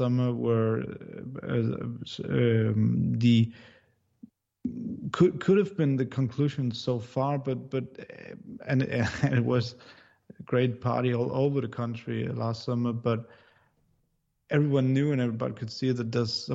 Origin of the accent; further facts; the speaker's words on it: Denmark; I'm from Denmark, so I started in journalism at a pretty young age